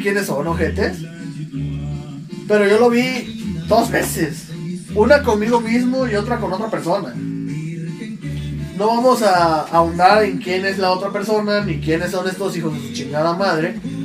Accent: Juchitán, Oaxaca, Mexico; ya crecí en un Juchitán un poco más civilizado

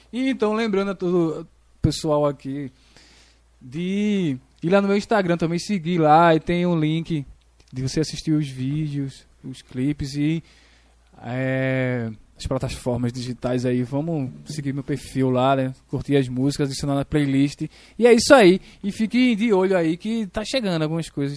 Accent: Nazaré da Mata, Pernambuco, Brazil; moved away as an adult; now in Tracunhaém, Brazil; Eu sou de Nazaré, né? Mas eu, eu, atualmente faz um ano que eu tô morando em Tracunhaém

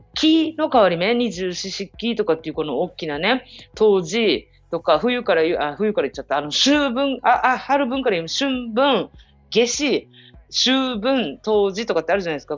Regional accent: Japan; 私はあの、日本人

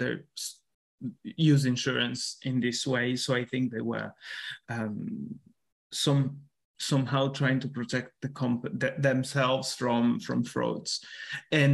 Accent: Sardinia, Italy; moved away; when I grew up in Italy, I grew up in Sardinia

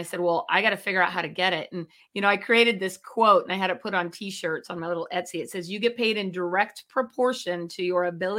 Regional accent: Chico, California, United States; I grew up in Chico and Diamond Walnuts was there

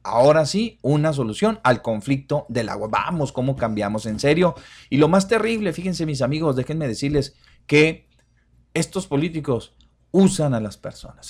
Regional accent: Ciudad Juárez, Chihuahua, Mexico; los que somos de Juárez

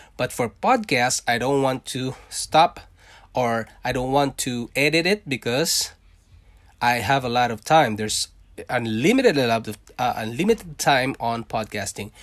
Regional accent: Philippines; born or raised there; accent: Philippine English; English is a second language; moved away as an adult; also born or lived in Singapore; now in Canada

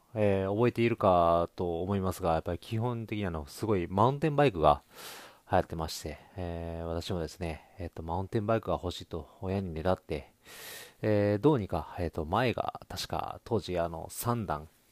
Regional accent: Kobe, Hyogo, Japan; moved away as an adult; now in Ishikawa, Japan; 私元々ですね、あの、生まれも育ちも、あの、神戸市、えー、西区っていうところでございまして

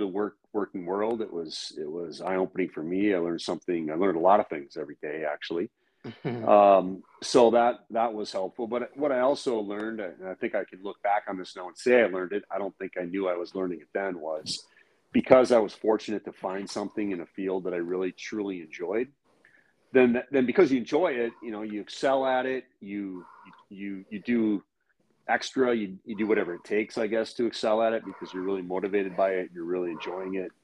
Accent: Duluth, Minnesota, United States; growing up in Duluth, Minnesota

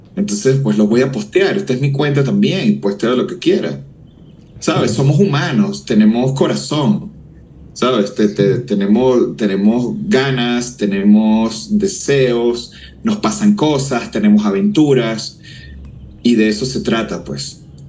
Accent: Venezuela; moved away as an adult; now in Mexico; mi país de nacimiento, Venezuela

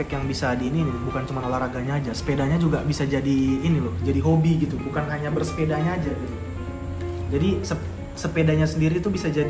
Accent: Surabaya, East Java, Indonesia; dulu pas SD karena aku SD di Surabaya dulu tuh anak seumuran umur dari sekitar berapa ya 10 bahkan sampai anak kuliahan tuh banyak yang naik sepeda dulu

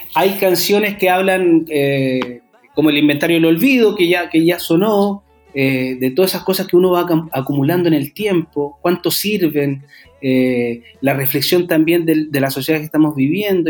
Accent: Santiago, Santiago Metropolitan Region, Chile; yo soy de Santiago

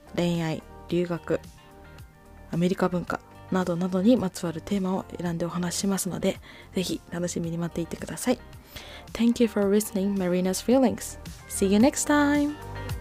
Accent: Japan; 私は日本生まれ日本育ちの純日本人です

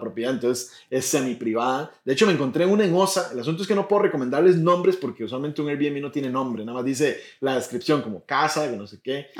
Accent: Puntarenas, Costa Rica; yo soy de Punta Arenas

